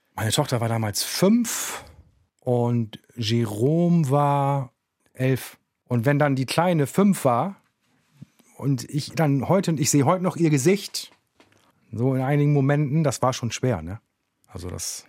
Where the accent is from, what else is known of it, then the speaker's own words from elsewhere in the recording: Bremen, Germany; Aufgewachsen bin ich im Viertel. Also ich bin ein Kind des Viertels.